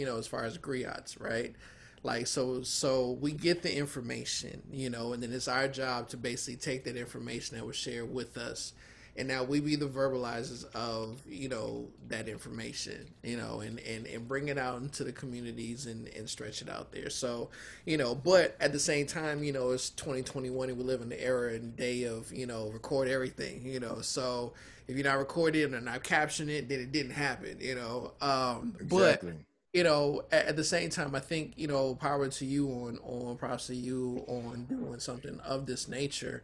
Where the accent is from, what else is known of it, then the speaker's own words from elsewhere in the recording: Oakland, California, United States; also born or lived in Baton Rouge, Louisiana; Oakland is home